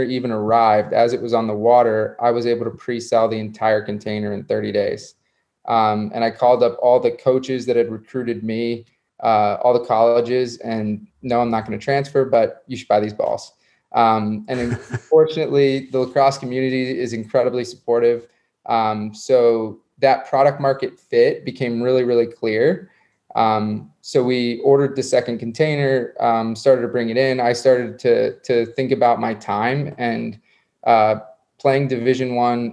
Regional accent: South Florida, United States; I grew up in South Florida

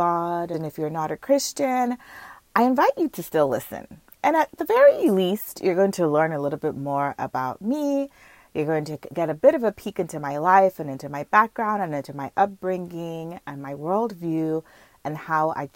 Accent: Nigeria; now in Markham, Canada; I grew up in Nigeria

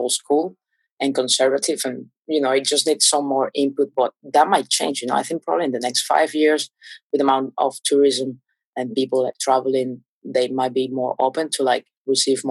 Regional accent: Caracas, Capital District, Venezuela; English is a second language; moved away as an adult; also born or lived in Portugal; I was born in Caracas, in the capital

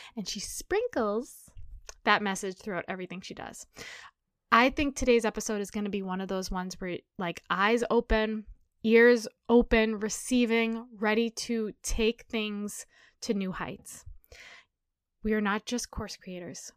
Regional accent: New Hampshire, United States; I grew up in New Hampshire

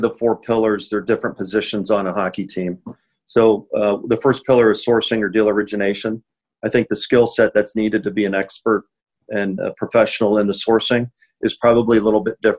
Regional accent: Findlay, Ohio, United States; moved away as an adult; also born or lived in Ann Arbor, Michigan / Phoenix, Arizona; I originally from Findlay, Ohio, a small town in Northwest Ohio. Started to play hockey when I was four

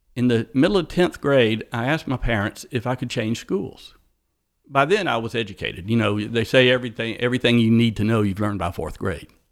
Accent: East Point, Georgia, United States; I was born in East Point, Georgia.

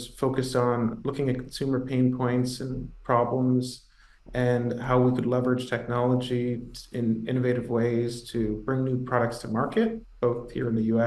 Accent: Toronto, Ontario, Canada; moved away as an adult; also born or lived in New York City; I'm originally Canadian, from Toronto, grew up there

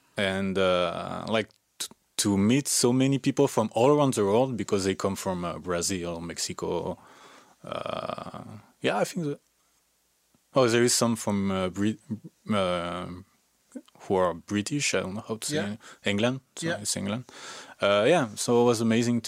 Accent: Aix-en-Provence, Provence-Alpes-Côte d'Azur, France; English is a second language; moved away as an adult; now in Canada; I did a test from my hometown, like Aix-en-Provence.

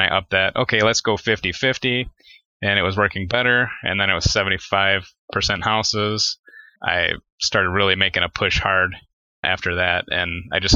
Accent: Detroit, Michigan, United States; I grew up in Detroit, Michigan, or the suburbs of Detroit all my life

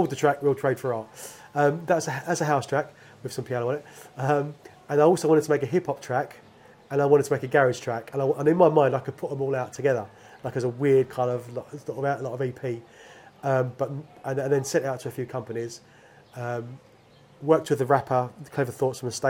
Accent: London, United Kingdom; moved away as an adult; growing up in London

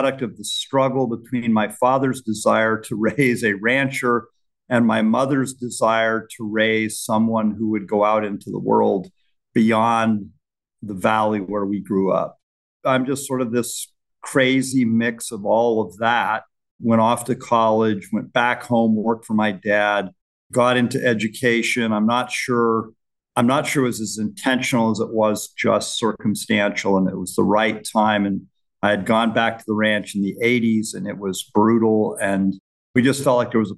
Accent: Gunnison, Colorado, United States; now in Lincoln, United States; I grew up in Western Colorado in a very small town

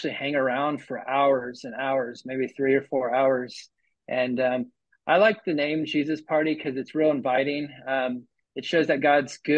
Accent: California, United States; also born or lived in Florida; now in Oceanside, United States; I'm originally from California, but we lived in Florida for 15 years

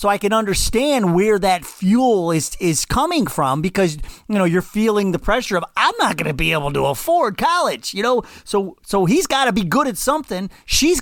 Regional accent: Cleveland, Ohio, United States; I grew up in Slavic Village in Cleveland

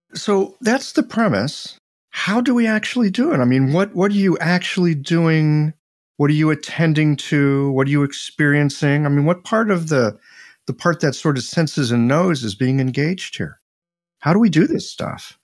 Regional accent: Midwest, United States; I'm this guy from the Midwest

